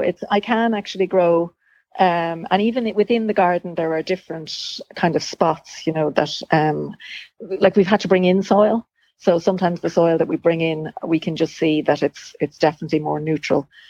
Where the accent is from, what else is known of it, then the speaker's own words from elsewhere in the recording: Dunshaughlin, County Meath, Ireland; also born or lived in Dublin; now in Slane, Ireland; I'm from County Meath my, myself, uh, Dunshaughlin, and you know, moved to Dublin